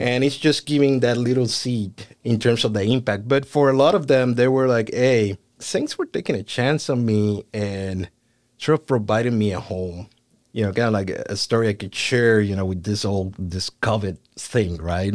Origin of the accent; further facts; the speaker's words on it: Puerto Rico; moved away as an adult; now in United States; I was born and raised in Puerto Rico.